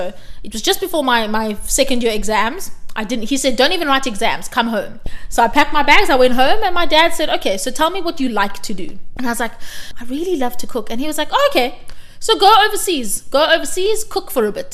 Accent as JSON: {"language": "English", "country": "South Africa", "said": "I come from South Africa"}